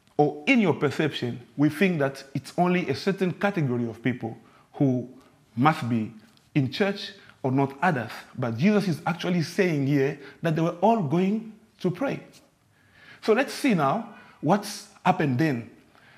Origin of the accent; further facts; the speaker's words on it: DR Congo; moved away; I'm from the Congo, from the DRC.